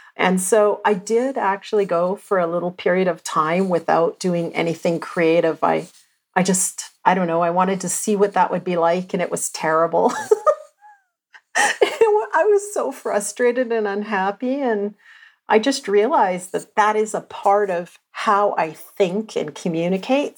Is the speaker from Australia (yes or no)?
no; Athabasca, Alberta, Canada; I was born in Athabasca, Alberta and I was the fourth generation person to be born in Athabasca